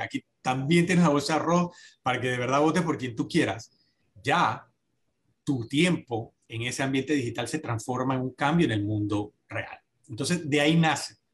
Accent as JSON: {"language": "Spanish", "country": "Panama"}